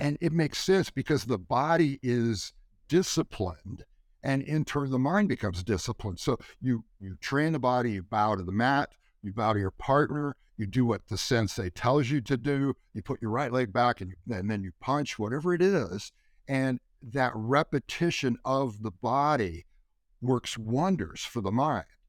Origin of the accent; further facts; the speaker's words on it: California, United States; I grew up in California